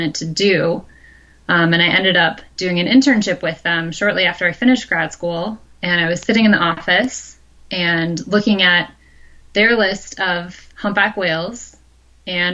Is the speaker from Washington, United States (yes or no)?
no; Michigan, United States; now in Pacific Northwest, United States; I grew up in the Midwest. I grew up in Michigan